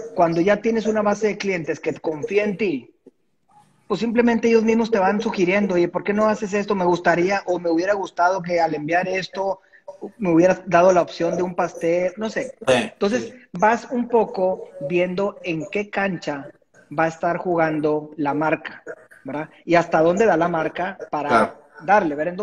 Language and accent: Spanish; Monterrey, Nuevo León, Mexico; de Monterrey. Aquí nací, aquí sigo.